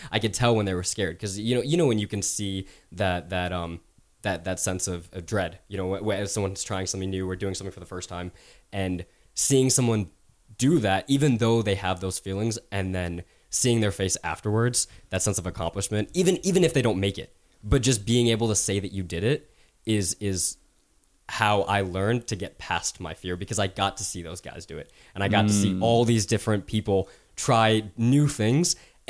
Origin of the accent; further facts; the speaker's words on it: Knoxville, Tennessee, United States; growing up in Knoxville, Tennessee, a very predominant Caucasian town, and going to a Christian school as a Muslim, like I was born and raised as a Muslim.